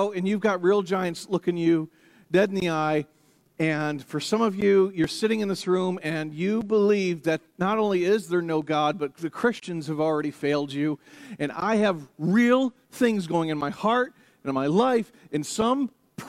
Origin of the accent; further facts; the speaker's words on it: United States; I'm American